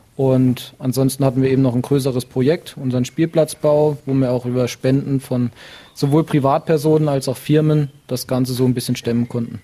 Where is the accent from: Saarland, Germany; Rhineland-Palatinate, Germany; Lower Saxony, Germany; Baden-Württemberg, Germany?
Saarland, Germany; Bübingen; bin gebürtiger Bübinger